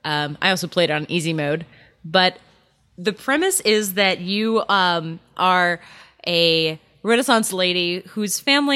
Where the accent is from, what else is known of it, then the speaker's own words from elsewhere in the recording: United States; Because we're American.